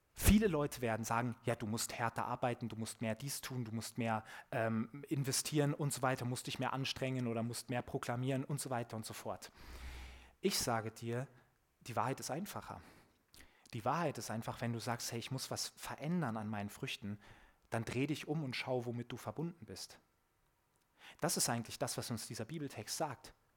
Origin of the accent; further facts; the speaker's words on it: Germany; ich als Deutscher